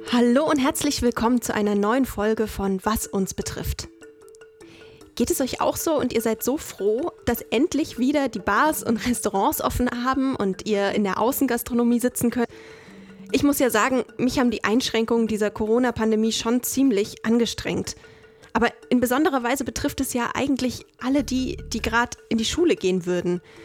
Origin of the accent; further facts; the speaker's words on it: Saxony, Germany; Also ich komme aus Sachsen